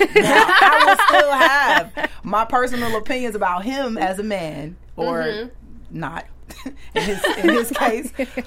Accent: United States; we're American

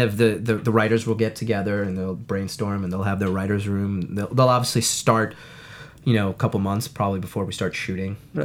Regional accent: New York, United States; moved away as an adult; now in Los Angeles, United States; I grew up in New York, and I went to NYU

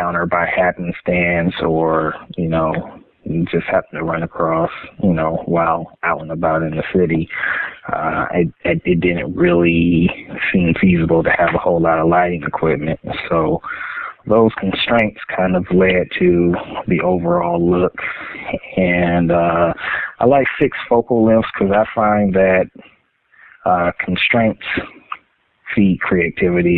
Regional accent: Highland Park, Michigan, United States; I grew up in welfare in Highland Park, Michigan, which is a city inside, a city within the city limits of the city of Detroit

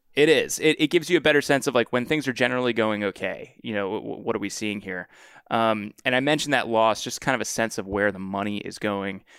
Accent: Washington, District of Columbia, United States; my hometown and kind of the fool's hometown of D C

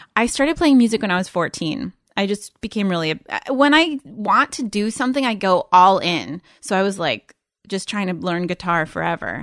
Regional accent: Los Angeles, California, United States; also born or lived in New York; Here in L A. I grew up in the Valley.

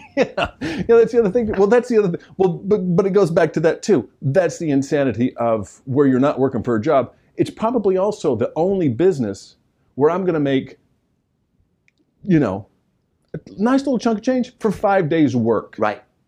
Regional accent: the South, United States; I'm from the South

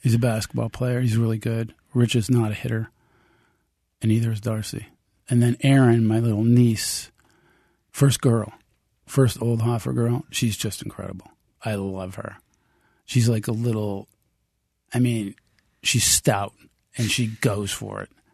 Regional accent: United States; I'm American

